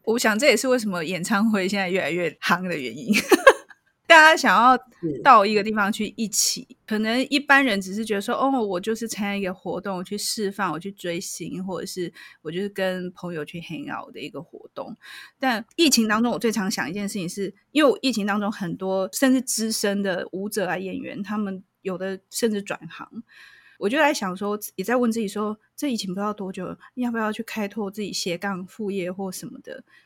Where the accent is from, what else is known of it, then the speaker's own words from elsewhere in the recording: Taiwan; 我们台湾人虽然很热情、很好客，可是我，我觉得我们是算是恐惧沟通的